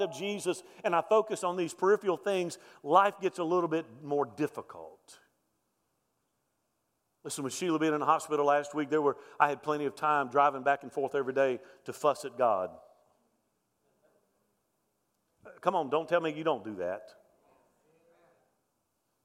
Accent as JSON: {"language": "English", "town": "Mobile", "region": "Alabama", "country": "United States", "tie": "born or raised there", "also_born_or_lived": "central Louisiana", "said": "I grew up in Mobile, Alabama, so that's Hurricane Alley. I remember growing up with storms"}